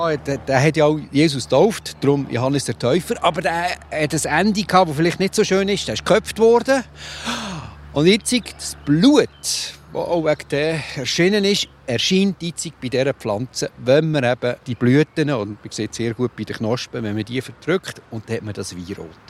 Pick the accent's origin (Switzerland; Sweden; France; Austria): Switzerland; Also bei uns in der Schweiz